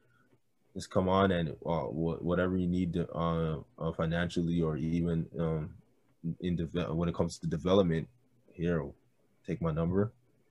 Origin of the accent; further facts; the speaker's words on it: Brampton, Ontario, Canada; I'm from Brampton.